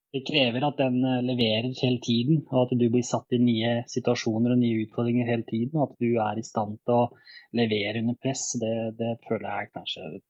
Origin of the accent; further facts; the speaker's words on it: Bosnia & Herzegovina; also born or lived in Norway; now in Nesbyen, Norway; jeg kom jo fra, opprinnelig fra Bosnia, og familien eh, flytta til Norge i 2000.